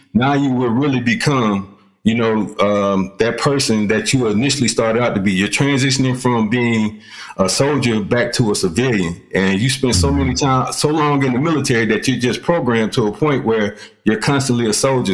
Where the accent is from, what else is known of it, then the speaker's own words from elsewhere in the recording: Columbus, Georgia, United States; now in Clarksville, United States; I'm originally from Columbus, Georgia, but currently I reside in uh, Clarksville, Tennessee.